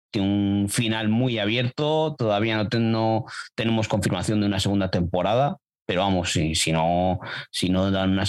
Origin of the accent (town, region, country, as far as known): Castile, Spain